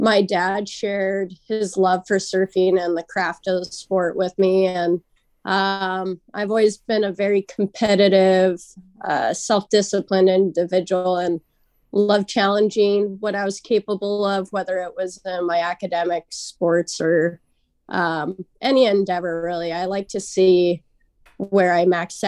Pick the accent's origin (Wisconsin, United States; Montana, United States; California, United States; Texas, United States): California, United States; Santa Ana; I born and raised Santa Ana